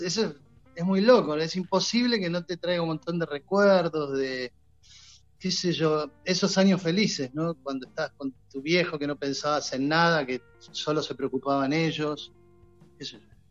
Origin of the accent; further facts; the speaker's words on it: Banfield, Buenos Aires Province, Argentina; yo cuando era chico, mi familia veníamos... somos de Banfield